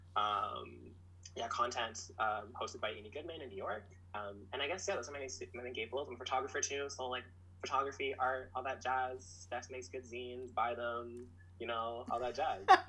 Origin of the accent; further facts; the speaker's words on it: Orléans, Ontario, Canada; also born or lived in Ottawa-Gatineau; I grew up in Orleans, where it's not a, it's not somewhere where you're expected to, uh, like leave by any means.